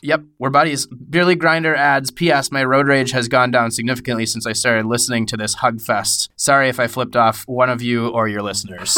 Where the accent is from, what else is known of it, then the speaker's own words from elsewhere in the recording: Minnesota, United States; I'm a Minnesotan